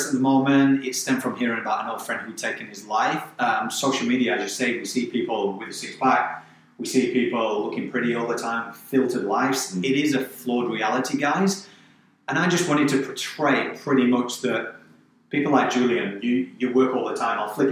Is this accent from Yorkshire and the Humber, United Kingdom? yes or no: yes; Barnsley, Yorkshire and the Humber, United Kingdom; born or raised there; moved away